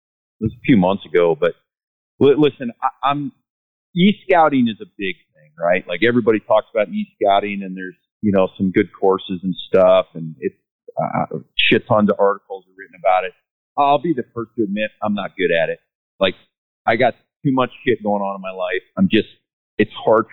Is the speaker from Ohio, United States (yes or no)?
yes; Ohio, United States; moved away; I'm from Ohio